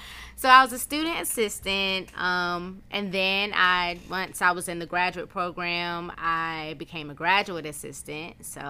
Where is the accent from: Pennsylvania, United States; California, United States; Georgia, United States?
Georgia, United States; Valdosta; I was born here in Valdosta, Georgia. I graduated from Valdosta High School.